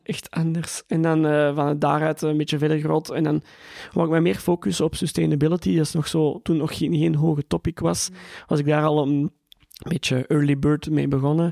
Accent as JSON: {"language": "Dutch", "area": "Antwerp", "region": "Flanders", "country": "Belgium", "tie": "born or raised there", "said": "Ik ben geboren in Tora in Antwerpen."}